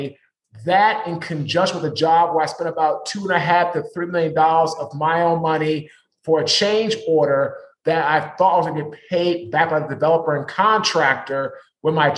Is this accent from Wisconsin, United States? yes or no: no; Washington, District of Columbia, United States; now in Raleigh, United States; I'm from Washington, D.C. I currently live in North Carolina, right outside of Raleigh